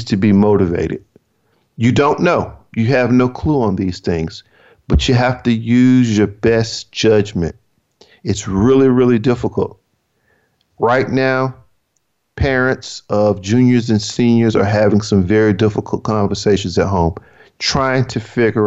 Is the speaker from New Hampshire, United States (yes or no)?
no; Georgia, United States; also born or lived in California; now in Maryland, United States; My home state, which is Georgia